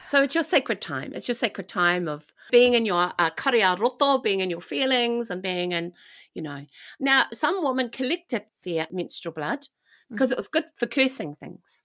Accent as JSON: {"language": "English", "country": "New Zealand", "tie": "born or raised there", "said": "I grew up in New Zealand"}